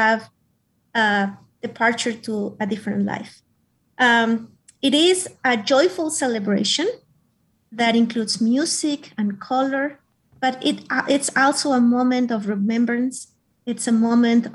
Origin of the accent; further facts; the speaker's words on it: Mexico; now in United States; I am Mexican. I am a U.S. citizen as well, and I have been in the United States for 25 years